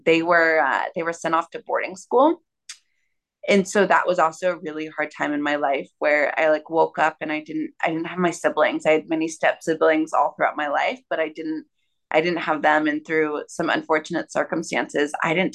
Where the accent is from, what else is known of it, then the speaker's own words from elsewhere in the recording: Austin, Texas, United States; moved away; I grew up in Austin, Texas